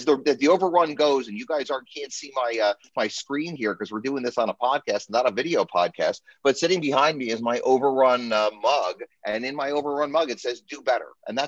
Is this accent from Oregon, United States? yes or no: no; New Jersey, United States; I'm a lawyer from New Jersey.